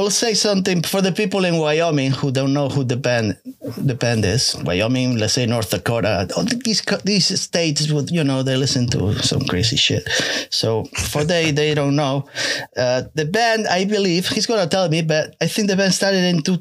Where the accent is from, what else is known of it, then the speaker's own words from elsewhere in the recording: Paris, Île-de-France, France; English is a second language; we come from Paris.